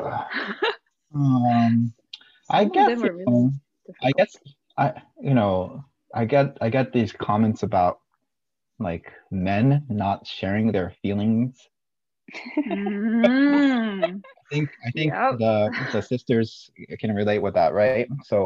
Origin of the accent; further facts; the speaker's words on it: Japan; now in Buena Park, United States; when I was growing up in Japan